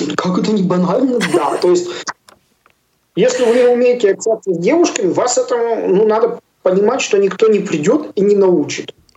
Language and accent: Russian; Yarkovo, Tyumen Oblast, Russia; also born or lived in Yalutorovsk; now in Chelyabinsk, Russia; Ярково, откуда я родом, это между Тюменью и Тобольском село такое есть